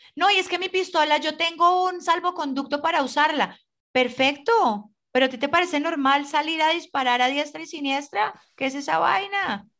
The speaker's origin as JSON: {"language": "Spanish", "country": "Colombia", "said": "nosotros como colombianos tenemos mucha familia"}